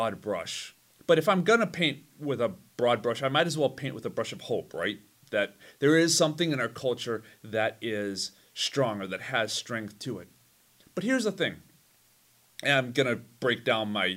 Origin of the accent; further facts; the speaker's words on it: Chicago, Illinois, United States; I'm from Chicago.